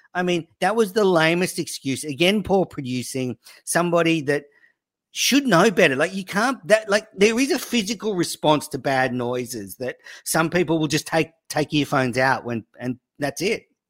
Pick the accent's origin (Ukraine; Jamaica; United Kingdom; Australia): Australia; also born or lived in New South Wales; I'm Australian